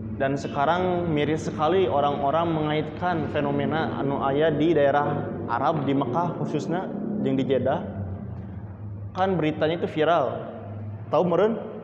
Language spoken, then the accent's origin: Indonesian; Indonesia; kita suku Sunda ini mempunyai asal keturunan, mempunyai budaya, mempunyai adat